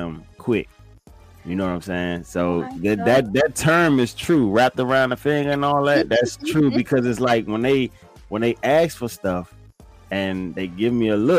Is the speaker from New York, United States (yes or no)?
no; Fort Washington, Maryland, United States; also born or lived in Forestville, Maryland; now in Virginia, United States; I live most of my life in Fort Washington, Maryland. For those of you who don't know it, Fort Washington, Maryland. That's where I spent majority of my youth years